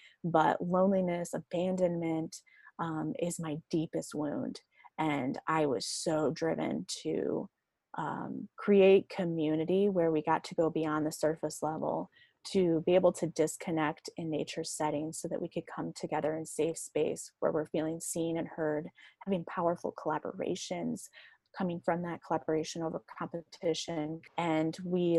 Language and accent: English; United States; also born or lived in Cedar Falls, Iowa; I was coming into Quad Cities, back to my hometown